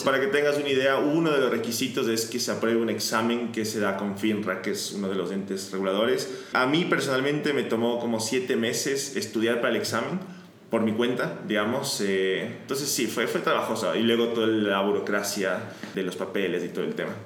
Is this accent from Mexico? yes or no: no; Ecuador; moved away as an adult; now in Buenos Aires, Argentina; me mudé de Ecuador, donde soy, a Buenos Aires, a estudiar economía